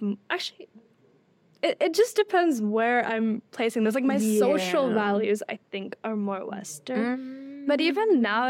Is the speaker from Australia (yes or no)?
no; South Korea; I was raised in Korea for some time, right? And then I came here. But I've actually never lived in Nepal, right?